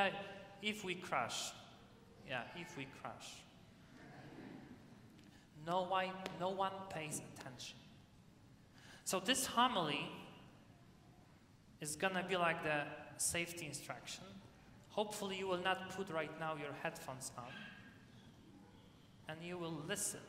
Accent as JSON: {"language": "English", "country": "Poland", "moved": "yes", "lives_now": "United States"}